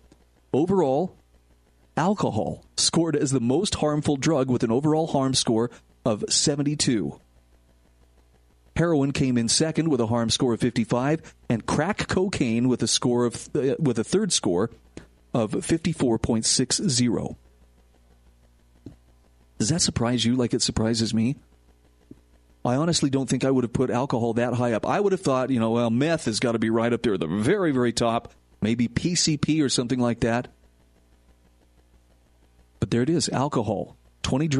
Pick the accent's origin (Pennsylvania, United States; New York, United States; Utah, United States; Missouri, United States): Utah, United States; where I live in my home state of Utah